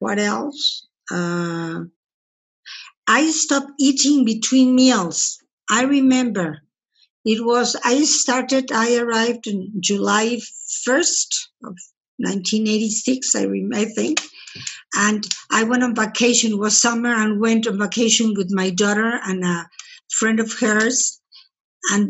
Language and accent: English; Mexico; I'm from Mexico